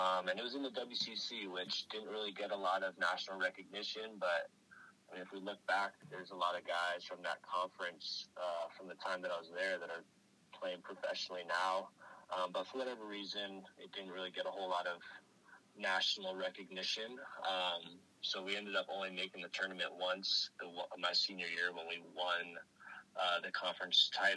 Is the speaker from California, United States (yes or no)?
yes; Oakland, California, United States; I grew up in Oakland